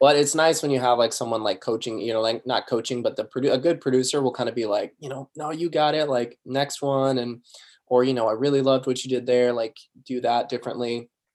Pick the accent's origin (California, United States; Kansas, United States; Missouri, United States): California, United States; Sacramento; I grew up in Sacramento, California